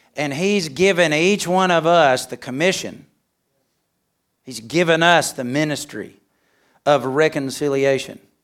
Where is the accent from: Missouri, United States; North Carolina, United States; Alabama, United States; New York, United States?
Alabama, United States; moved away as an adult; also born or lived in Mexico; I'm from Alabama.